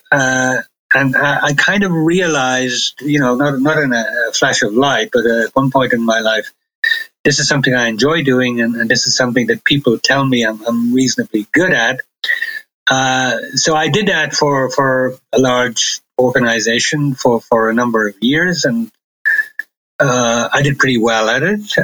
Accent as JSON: {"language": "English", "country": "Ireland", "tie": "born or raised there", "also_born_or_lived": "London, United Kingdom", "moved": "yes", "lives_now": "Germany", "said": "I was born in Ireland. I've, I've lived in Germany uh, for a good many years"}